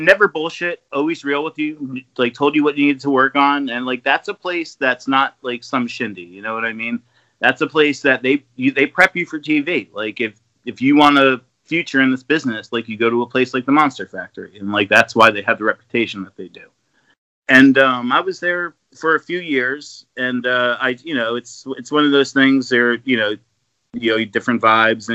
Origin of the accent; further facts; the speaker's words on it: New Jersey, United States; I came from Jersey